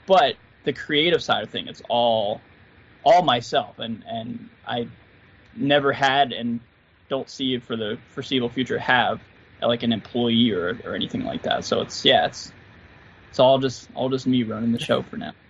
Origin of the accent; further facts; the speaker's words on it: Philadelphia, Pennsylvania, United States; grew up in and around Philly off and on. Like I used to live in a town called Manayunk and and uh, Roxborough